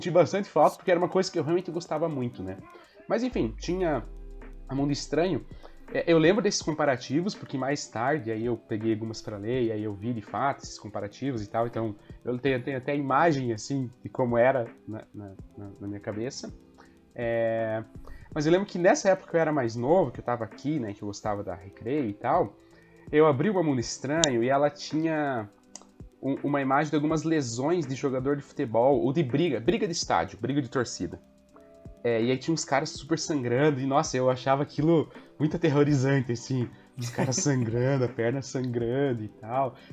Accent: Santa Catarina, Brazil; born there; also born or lived in Paraná; eu nasci em Santa Catarina, me mudei para cá, no Paraná, voltei para Santa Catarina

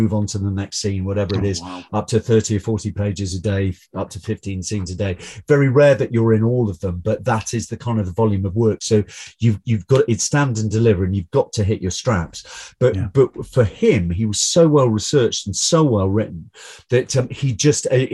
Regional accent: Newcastle upon Tyne, North East England, United Kingdom; I'm from Newcastle upon Tyne, but but I've always spent a lot of time in Northumberland

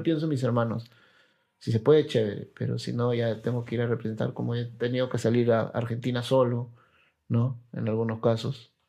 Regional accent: Peru; also born or lived in La Molina, Lima; yo soy el de Perú

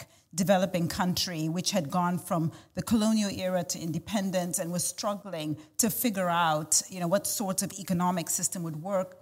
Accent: Zambia; moved away as an adult; also born or lived in United States; I was born and raised in Zambia

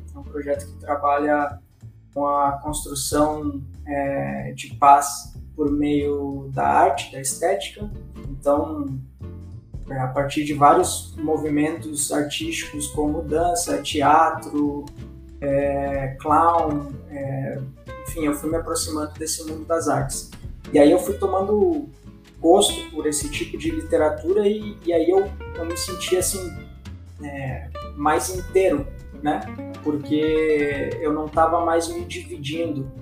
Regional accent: Rio Grande do Sul, Brazil; eu nasci no Rio Grande do Sul, é, próximo ao Uruguai

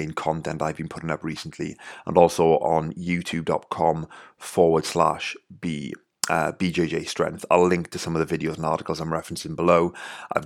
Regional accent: Wales, United Kingdom; accent: Welsh; my Welsh accent

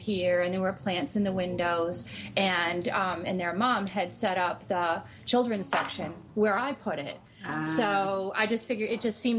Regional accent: Salem, Massachusetts, United States; I grew up in Salem

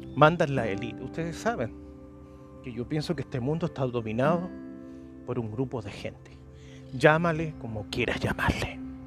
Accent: Chile; moved away as an adult; now in Paraguay; yo soy chileno, nací en Chile. Y, pero llevo más de 12, 11, 12, 12 años ya aquí en Paraguay

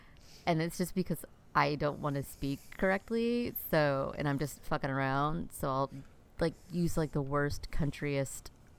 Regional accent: Canada; I'm Canadian. Hey, oh, boot. And I was like, yay.

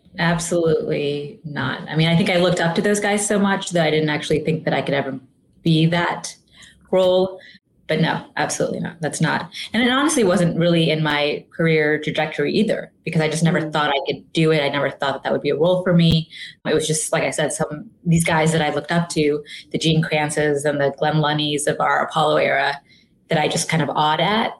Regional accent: England, United Kingdom; now in Houston, United States; Yeah. So I was born and raised in England. My parents were born and raised in India, and they moved to England shortly after they got married.

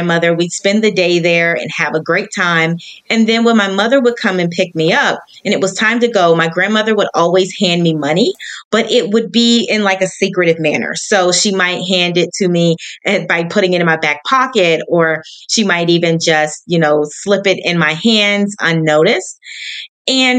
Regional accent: Hampton Roads, Virginia, United States; now in Charlotte, United States; I am originally from Hampton Roads, Virginia, but I now reside in the lovely city of Charlotte, North Carolina

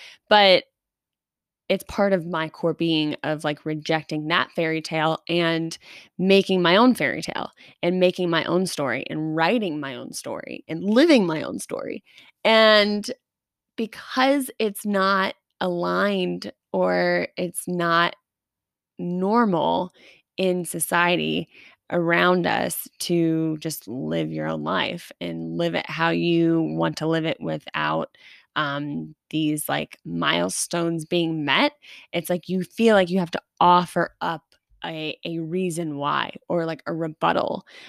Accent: Long Beach, New York, United States; Well, I'm from Long Beach, California. Whoa, that was a slip up. Long Beach, New York.

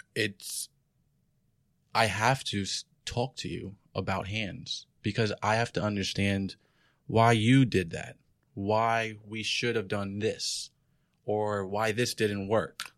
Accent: New York, United States; I'm from New York

